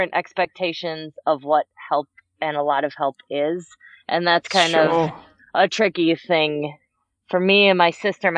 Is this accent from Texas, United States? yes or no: no; Madison, Wisconsin, United States; I grew up in Madison, Wisconsin here